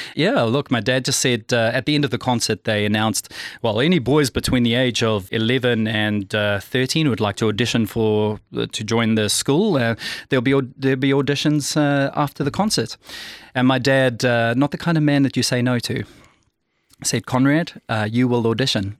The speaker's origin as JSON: {"language": "English", "town": "Pretoria", "region": "Gauteng", "country": "South Africa", "tie": "born or raised there", "said": "I'm South African, born and bred from Pretoria"}